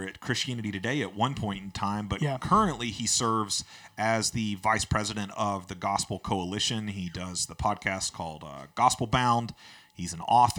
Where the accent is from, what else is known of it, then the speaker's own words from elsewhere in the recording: Albany, Georgia, United States; my hometown where I grew up, of Albany, Georgia.